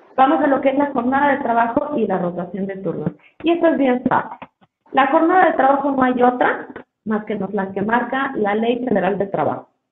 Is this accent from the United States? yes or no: no; Mexico; como mexicanos